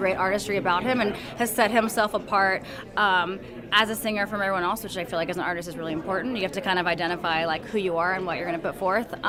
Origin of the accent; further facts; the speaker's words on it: Texas, United States; I'm from Texas